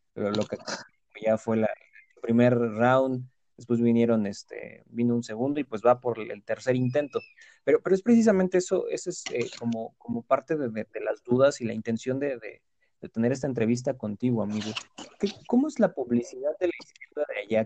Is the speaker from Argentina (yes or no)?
no; Mexico; acá en México